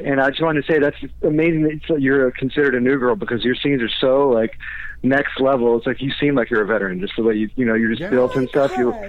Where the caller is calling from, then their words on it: Orlando, Florida, United States; calling in from Orlando, Florida.